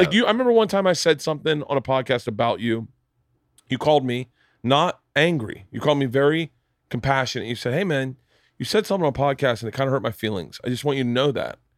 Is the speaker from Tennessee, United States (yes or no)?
no; Florida, United States; I'm from Florida.